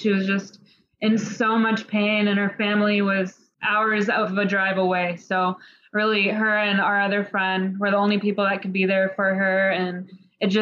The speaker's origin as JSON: {"language": "English", "town": "Houston", "region": "Texas", "country": "United States", "moved": "yes", "lives_now": "Chicago, United States", "said": "I'm from Houston"}